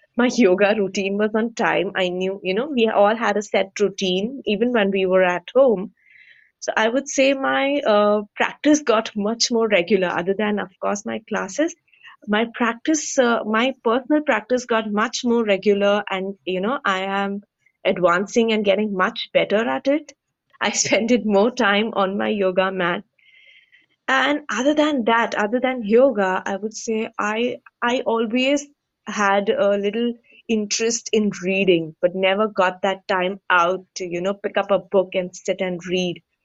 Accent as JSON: {"language": "English", "country": "India", "said": "we Indians"}